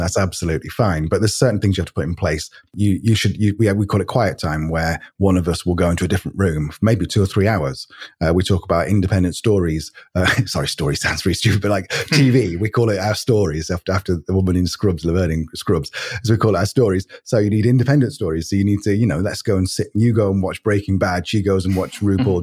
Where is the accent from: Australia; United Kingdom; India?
United Kingdom; near Manchester, North West England; moved away as an adult; also born or lived in Spain; originally from the UK, uh, from near Manchester, although actually I'm, I'm not. I'm, i was born near London, but lived near Manchester.